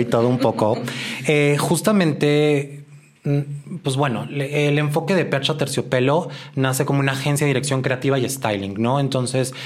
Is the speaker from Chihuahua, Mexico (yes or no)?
no; Guadalajara, Jalisco, Mexico; moved away as an adult; now in Mexico City, Mexico; yo soy de Guadalajara, tengo ya algunos años en la Ciudad de México.